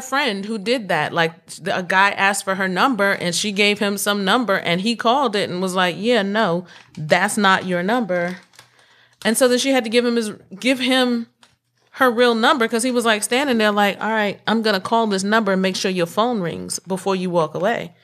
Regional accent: North Carolina, United States; I'm from North Carolina

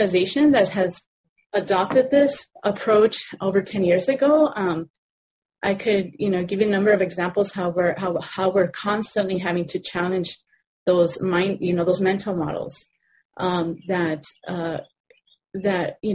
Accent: Los Angeles, California, United States; I grew up in Pico Union

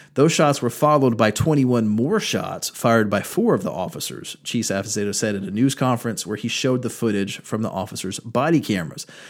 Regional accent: North Carolina, United States; North Carolina, my home state, in Raleigh, a jurisdiction where I practice regularly

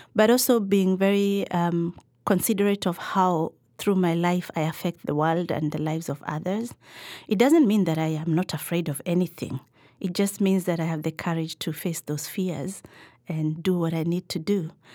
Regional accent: Nairobi, Kenya; I grew up in Nairobi for the early part of my childhood.

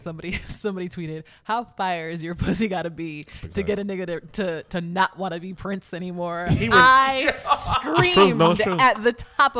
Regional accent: United States; I'm an American citizen

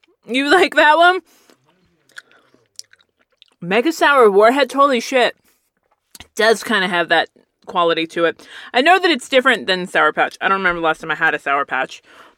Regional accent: Texas, United States; my grandma would put us all in her very barely functioning station wagon, and we would all drive to the nicer neighborhoods of West Texas.

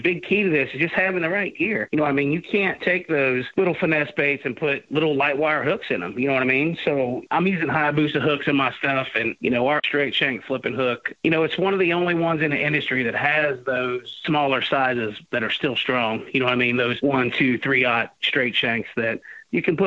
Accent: United States; I grew up right here on the Ohio River

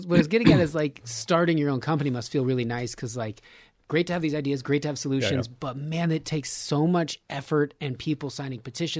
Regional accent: Reno, Nevada, United States; born or raised there

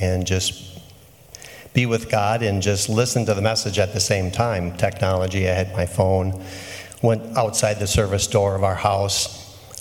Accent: Manawa, Wisconsin, United States; I'm from central Wisconsin, a small town called Manawa

